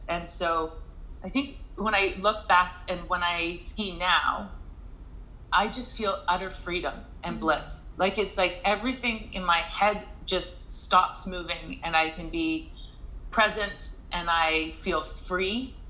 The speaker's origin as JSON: {"language": "English", "town": "Fernie", "region": "British Columbia", "country": "Canada", "tie": "born or raised there", "said": "and growing up in Fernie, and in my circumstance, just was not something that was realistic, I would say."}